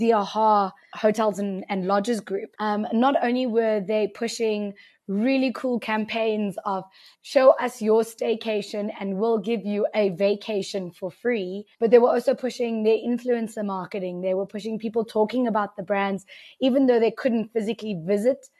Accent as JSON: {"language": "English", "country": "South Africa", "said": "as a South African"}